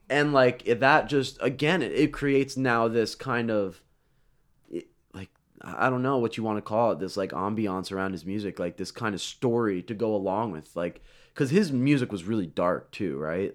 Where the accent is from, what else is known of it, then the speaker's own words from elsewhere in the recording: Florida, United States; I grew up in Florida